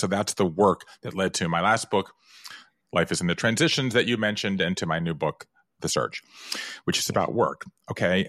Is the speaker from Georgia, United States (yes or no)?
yes; American South, Georgia, United States; moved away; I grew up in the American South. Five generations in the state of Georgia.